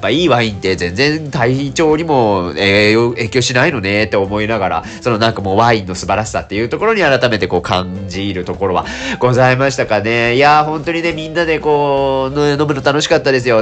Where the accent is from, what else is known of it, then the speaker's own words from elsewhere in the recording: Nagasaki, Japan; moved away; 長崎県の出身でございますので